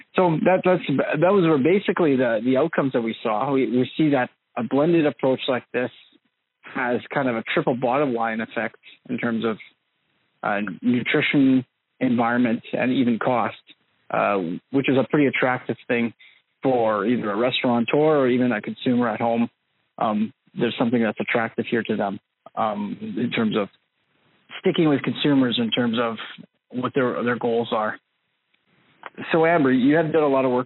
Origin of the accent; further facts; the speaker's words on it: Red River Valley, Manitoba, Canada; I'm originally from the Red River Valley in Manitoba